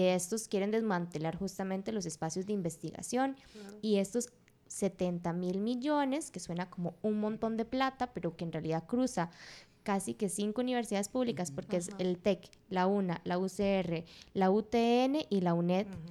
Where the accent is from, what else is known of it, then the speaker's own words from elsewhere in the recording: Occidente, Costa Rica; yo soy de Occidente, digamos, yo soy de una zona rural